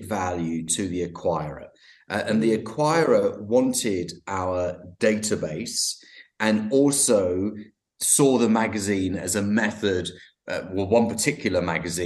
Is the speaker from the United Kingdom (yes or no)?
yes; London, United Kingdom; I'm from London, and I'm joining you from West London